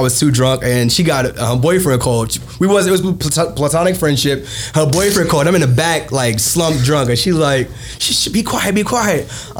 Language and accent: English; New York City, New York, United States; Growing up in Brooklyn, man, I grew up in Bed-Stuy, born and raised